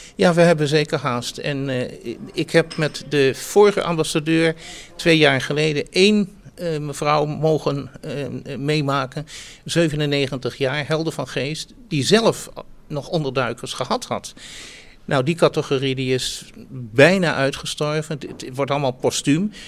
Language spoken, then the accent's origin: Dutch; Netherlands; also born or lived in Amstelveen; ik ben eh, een Joodse Nederlander en ik, ik woon hier met ongelooflijk veel plezier